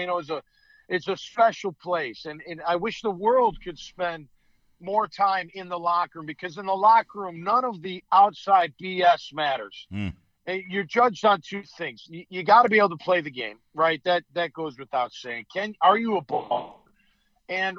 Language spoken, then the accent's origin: English; Chicago, Illinois, United States; I'm from Chicago